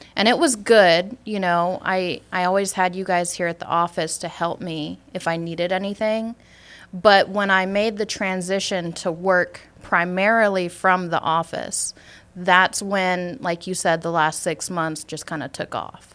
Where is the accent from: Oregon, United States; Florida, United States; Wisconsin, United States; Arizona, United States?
Wisconsin, United States; Superior; accent: Wisconsin; moved away as an adult; now in Georgia, United States; I'm originally from Superior, Wisconsin. I was living there for majority of my life.